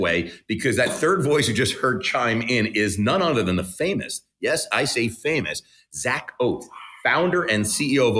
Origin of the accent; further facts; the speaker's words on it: New York City, New York, United States; I'm from New York City